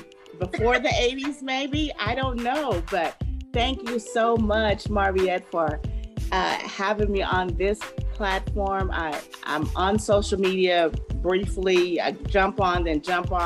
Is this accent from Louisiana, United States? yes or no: no; Dallas, Texas, United States; moved away as an adult; also born or lived in San Antonio, Texas; But I am from Dallas, and I lived in San Antonio for over 17 years